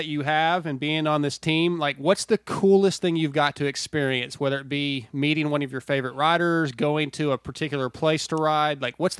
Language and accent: English; San Diego, California, United States; now in East Texas, United States; But I love SoCal, man. I was born in San Diego.